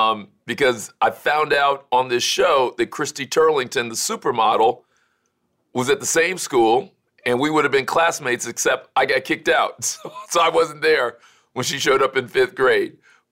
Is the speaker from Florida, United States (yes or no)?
yes; Miami, Florida, United States; I grew up in Miami.